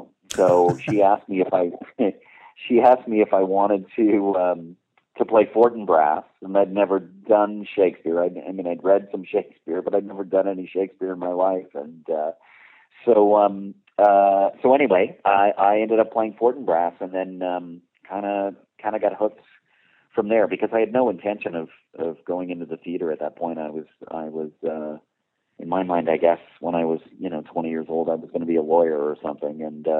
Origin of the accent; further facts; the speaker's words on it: Halifax, Nova Scotia, Canada; also born or lived in Kirkland Lake, Ontario; So I was born in Kirkland Lake, and then 6 or 7 moves later, we ended up in Nova Scotia, where my mom is from. And, when I was 10 years old, we moved to Halifax